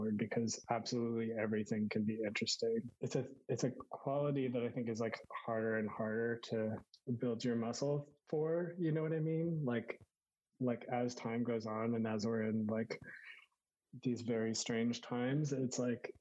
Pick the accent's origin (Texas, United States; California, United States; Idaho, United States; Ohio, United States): Texas, United States; Houston; I grew up in Texas, in Houston